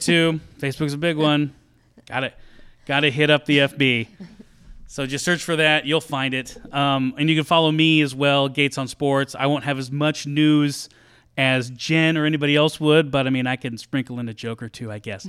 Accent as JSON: {"language": "English", "region": "Eastern Oregon", "country": "United States", "tie": "born or raised there", "said": "the team I was on from Eastern Oregon were just like a bunch of little tiny towns that made up our, our Tri-County All-Star team"}